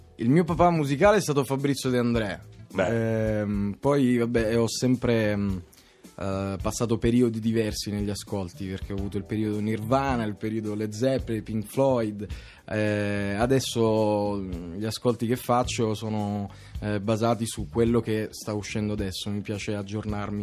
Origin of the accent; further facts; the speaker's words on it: Catania, Sicily, Italy; Sono di Catania.